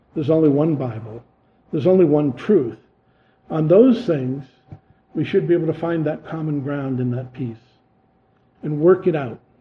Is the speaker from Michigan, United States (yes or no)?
no; Massachusetts, United States; they pick up on my accent and know I'm a Yankee from Massachusetts